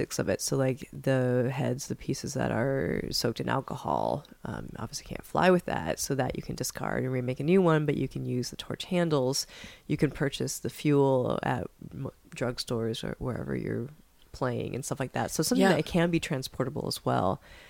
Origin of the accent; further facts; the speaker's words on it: Seattle, Washington, United States; I'm from, I grew up in Seattle, Washington.